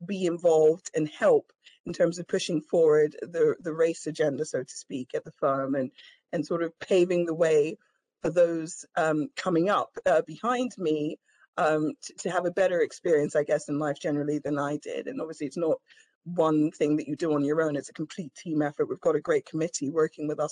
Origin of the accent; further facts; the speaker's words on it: Vienna, Austria; now in London, United Kingdom; I was born in London, but I grew up in Vienna, Austria in the 80s and 90s.